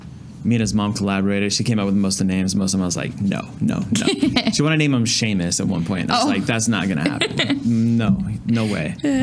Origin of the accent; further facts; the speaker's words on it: Fairfax, Virginia, United States; Well, I was born in Virginia. So I'm originally from Fairfax, Virginia.